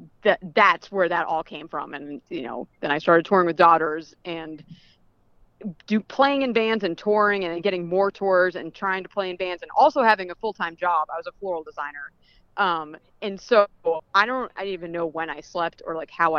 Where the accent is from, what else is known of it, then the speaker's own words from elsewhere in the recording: New England, United States; moved away; also born or lived in Providence / Florida / Boston; I'm from New England originally